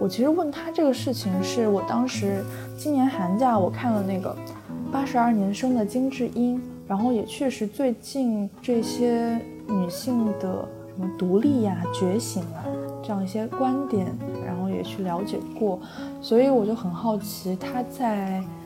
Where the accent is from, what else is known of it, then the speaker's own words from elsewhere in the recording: China; 我从小到大，以及我的父母跟我一起生长在的这个城市， 就是我的祖籍，我的故乡，是一个三四线的一个小城市